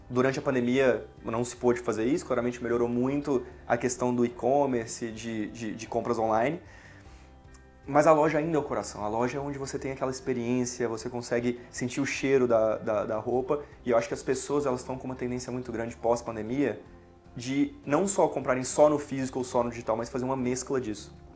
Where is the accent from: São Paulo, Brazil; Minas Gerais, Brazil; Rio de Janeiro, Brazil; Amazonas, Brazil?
Minas Gerais, Brazil; Diamantina; moved away as an adult; É, bom, eu sou de Diamantina, né, nascido e criado. É, até os meus 18 anos eu estava lá e eu queria fazer alguma coisa diferente.